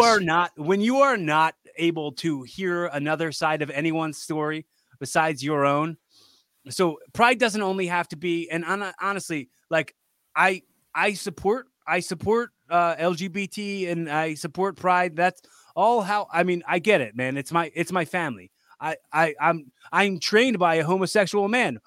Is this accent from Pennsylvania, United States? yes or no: yes; Philadelphia, Pennsylvania, United States; I'm from Philly. I know how Philly people are